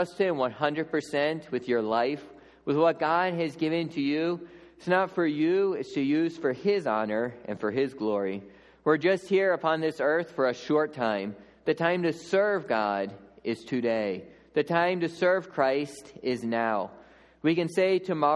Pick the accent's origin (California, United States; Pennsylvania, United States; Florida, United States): Pennsylvania, United States; Lancaster County; moved away as an adult; also born or lived in Papua New Guinea; growing up in Lancaster County